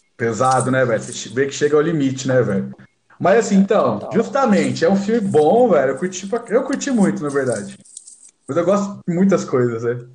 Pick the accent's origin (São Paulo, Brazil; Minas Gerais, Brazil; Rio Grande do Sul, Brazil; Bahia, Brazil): São Paulo, Brazil; Franca; a gente é de Franca